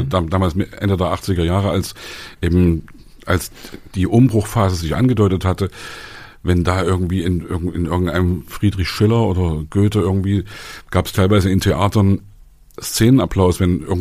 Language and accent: German; Leipzig, Saxony, Germany; wir kommen aus Leipzig und das war die, die ja. belastetste Gegend überhaupt.